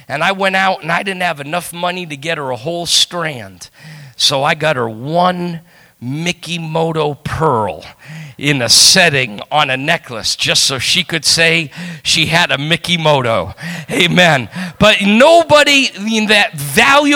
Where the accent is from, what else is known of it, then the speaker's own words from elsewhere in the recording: New England, United States; I come from New England